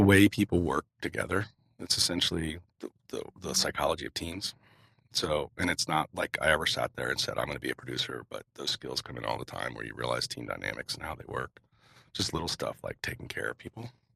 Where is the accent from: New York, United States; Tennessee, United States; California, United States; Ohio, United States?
Ohio, United States; Cincinnati; moved away; also born or lived in Las Vegas, Nevada; I grew up in Cincinnati, Ohio, so I grew up in a river valley with humidity and green all around me